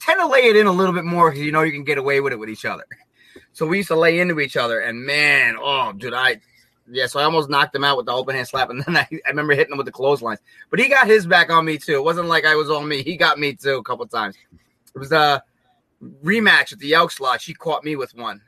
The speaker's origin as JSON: {"language": "English", "country": "United States", "said": "as an American, as a gaijin"}